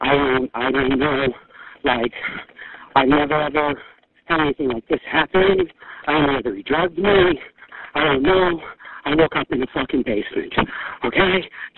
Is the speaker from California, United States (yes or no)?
no; New York, United States; I'm from New York, and I've never had this happen.